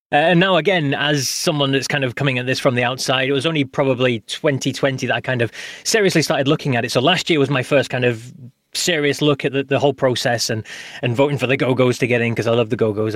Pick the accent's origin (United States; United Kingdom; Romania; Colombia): United Kingdom; as a Brit